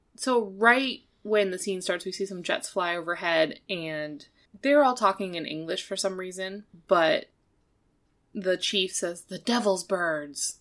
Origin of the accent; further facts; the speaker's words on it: United States; as an American, uh, viewer